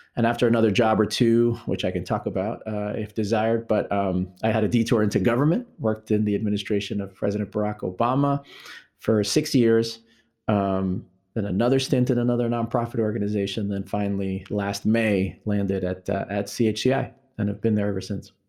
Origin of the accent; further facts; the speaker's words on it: New York, United States; I am originally a New Yorker, born and raised in New York